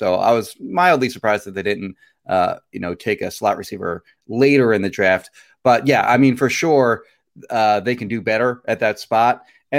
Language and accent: English; Marlton, New Jersey, United States; born or raised there; moved away